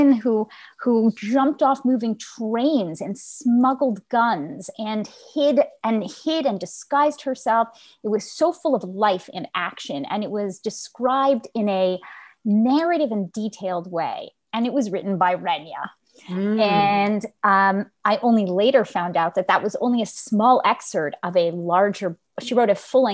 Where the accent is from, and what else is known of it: Montreal, Quebec, Canada; born or raised there; first language Yiddish; English is a second language